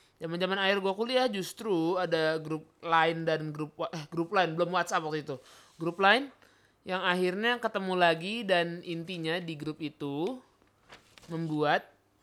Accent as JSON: {"language": "Indonesian", "town": "South Tangerang", "region": "Banten", "country": "Indonesia", "said": "gua warga Ciputa Timur"}